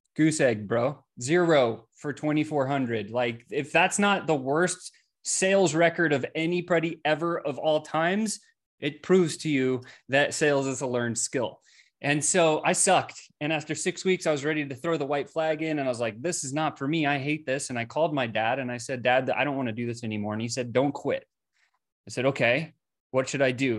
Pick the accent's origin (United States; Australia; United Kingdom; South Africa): South Africa; I was born in South Africa